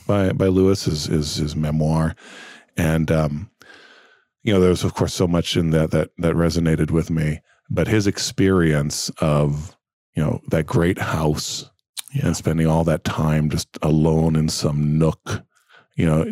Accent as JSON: {"language": "English", "country": "Brazil", "tie": "born or raised there", "moved": "yes", "said": "I grew up in Brazil and, we spoke English in the house, but that was the only place there was English."}